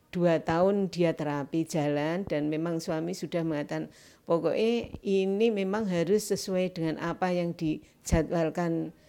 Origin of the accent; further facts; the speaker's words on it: Nganjuk, East Java, Indonesia; kan dari Nganjuk ya, Mbak